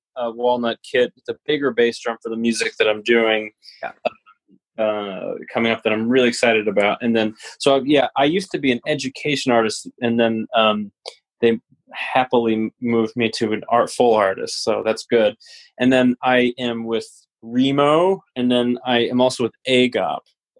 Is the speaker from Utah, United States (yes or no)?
yes; Salt Lake City, Utah, United States; And that's where my hometown is, and I was a professor there, and I did a lot of growth as a human.